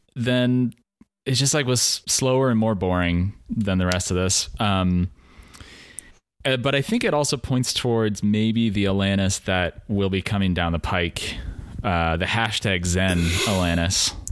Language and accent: English; Pacific Northwest, United States; born or raised there